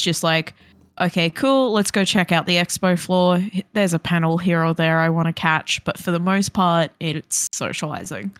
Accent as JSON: {"language": "English", "town": "Brisbane", "region": "Queensland", "country": "Australia", "tie": "born or raised there", "moved": "yes"}